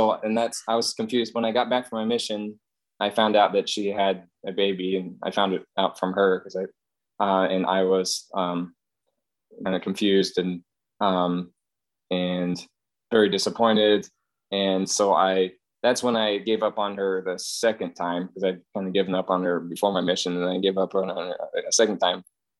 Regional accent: Kentucky, United States; also born or lived in Maryland; I was about 9 when we moved to Kentucky from Maryland

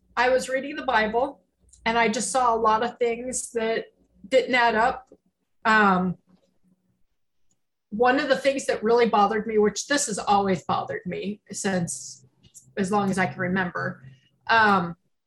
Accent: Roswell, New Mexico, United States; I grew up in New Mexico

